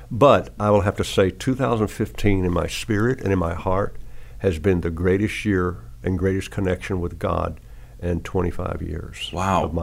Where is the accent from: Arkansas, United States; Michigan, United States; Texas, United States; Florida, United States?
Arkansas, United States; now in Tennessee, United States; Sixty five. So right. with great grandchildren. Great grandchildren. But see, I'm from Arkansas